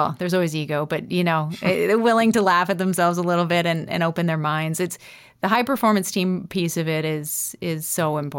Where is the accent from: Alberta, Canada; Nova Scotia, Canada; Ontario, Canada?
Nova Scotia, Canada; I'm definitely a Nova Scotian and I love my roots.